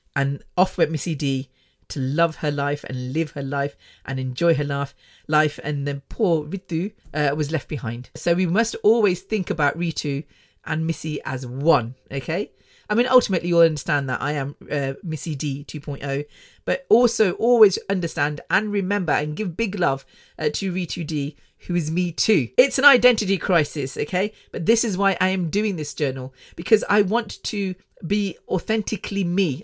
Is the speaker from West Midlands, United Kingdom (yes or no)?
yes; Coventry, West Midlands, United Kingdom; moved away as an adult; also born or lived in London; I was born, born and bred in Coventry.